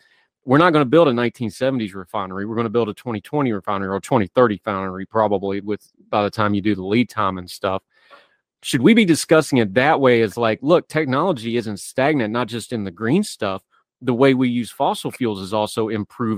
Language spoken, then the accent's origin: English; West Virginia, United States; moved away; I'm from West Virginia